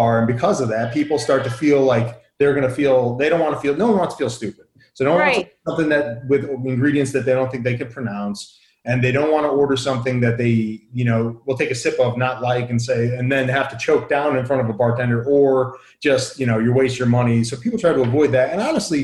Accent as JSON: {"language": "English", "region": "Southern Connecticut", "country": "United States", "tie": "born or raised there", "said": "I grew up in Southern Connecticut"}